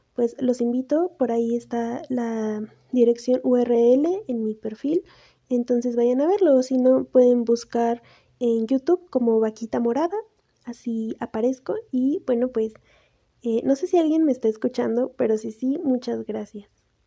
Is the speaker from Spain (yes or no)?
no; Mexico; soy de México